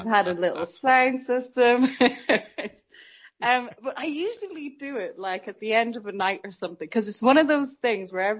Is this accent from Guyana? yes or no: no; Dublin, Leinster, Ireland; I was born in Dublin and you're sort of instilled with this Irish culture that doesn't leave you.